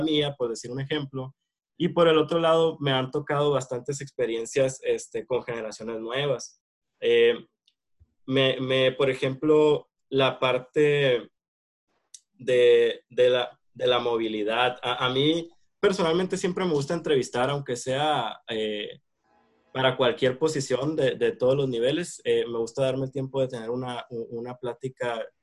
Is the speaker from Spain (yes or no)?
no; Hermosillo, Sonora, Mexico; soy de aquí de Hermosillo, Sonora, eh, acá me encuentro actualmente